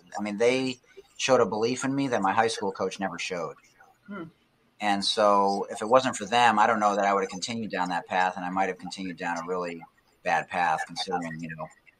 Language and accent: English; Detroit, Michigan, United States; Now, a lot of the people I grew up with did hockey, you know, because I'm from Hockey Town.